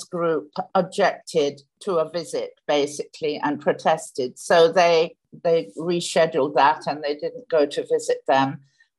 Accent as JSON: {"language": "English", "country": "United Kingdom", "tie": "born or raised there", "moved": "yes", "lives_now": "Kingston, Jamaica", "said": "You might be able to tell from a bit of my accent that I was born in the UK, but I have lived here for 35 years now"}